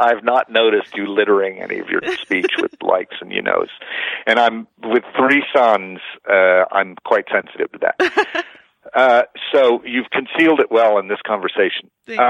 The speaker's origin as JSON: {"language": "English", "region": "Oklahoma", "country": "United States", "said": "But since I have this name, and I'm from Oklahoma, and I play these roles, I hear a lot of anti-Semitism because nobody fucking thinks I'm Jewish."}